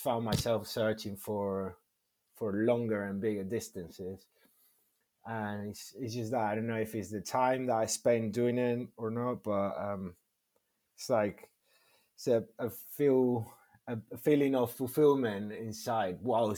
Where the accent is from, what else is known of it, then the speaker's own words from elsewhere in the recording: northern Spain, Spain; English is a second language; also born or lived in Cádiz, Spain / Algeciras, Spain / Madrid, Spain / Burgos, Spain; now in London, United Kingdom; I was raised in the north